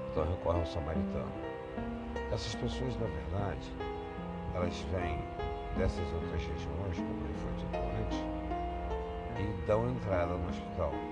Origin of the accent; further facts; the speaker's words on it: Niterói, Rio de Janeiro, Brazil; also born or lived in Botafogo, Rio de Janeiro; now in Rio de Janeiro, Brazil; nasci no Flamengo, nasci em Niterói. Brincadeiras à parte, mas sou morador de Botafogo.